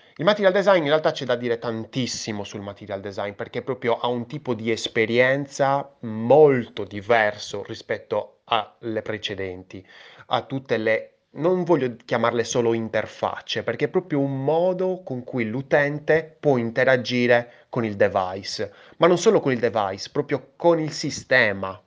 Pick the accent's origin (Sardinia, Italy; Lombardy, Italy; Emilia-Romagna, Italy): Sardinia, Italy; io sono sardo